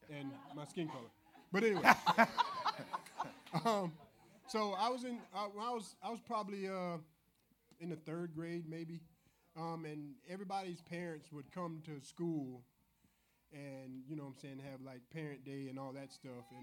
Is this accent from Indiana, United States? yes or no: no; Gulf Hammock, Florida, United States; also born or lived in Otter Creek, Florida / Chiefland, Florida; grew up in Gulf Hammock. Well, actually, I, I, I, grew up for eight years in a, a smaller town called.